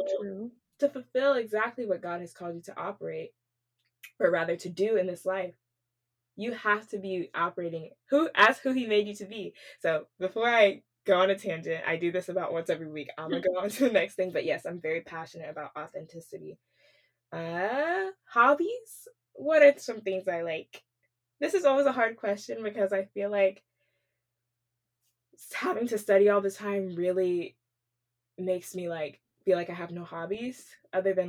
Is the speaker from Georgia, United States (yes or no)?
no; Wylie, Texas, United States; moved away as an adult; also born or lived in New Jersey; now in Houston, United States; we both actually like to say that we're from Dallas, but specifically from Wiley, Texas